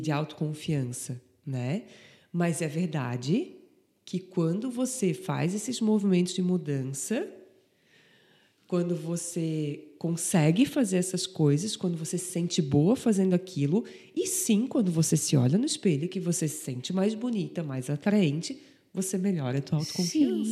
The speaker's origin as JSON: {"language": "Portuguese", "town": "Antônio Carlos", "region": "Santa Catarina", "country": "Brazil", "said": "Eu sou de Antônio Carlos"}